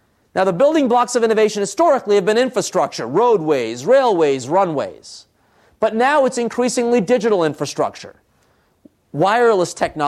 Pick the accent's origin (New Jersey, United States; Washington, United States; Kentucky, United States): New Jersey, United States; Trenton; born there; I, of course, you could tell from my name … my parents come from India. I was born in Trenton, New Jersey.